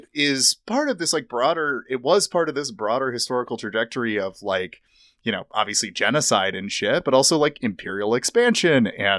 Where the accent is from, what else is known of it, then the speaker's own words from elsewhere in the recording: United States; I'm American as hell.